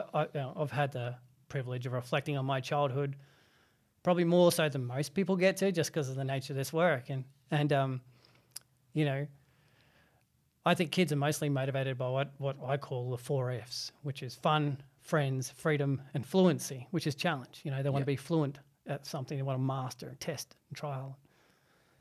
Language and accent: English; Adelaide, South Australia, Australia; also born or lived in Burra, South Australia; Most of my childhood was spent in predominantly two areas, in the suburbs of the northern suburbs of Adelaide, Salisbury, Parry Hills, up until the age of 10. And then in the small little copper mining town outside of Adelaide, about 2.5 hours outside of Adelaide, called Burra Burra.